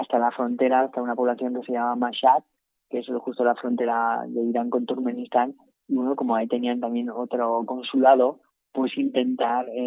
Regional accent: Spain; moved away; yo salí de España sin pasaporte.

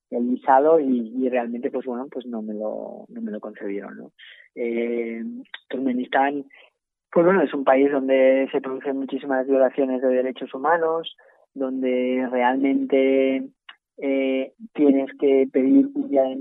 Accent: Spain; moved away; yo salí de España sin pasaporte.

